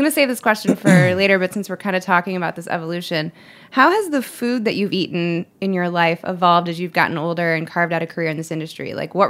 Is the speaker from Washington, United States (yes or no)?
no; Cleveland, Ohio, United States; And my mom, I grew up in right outside of Cleveland, and my mom had a garden in the backyard.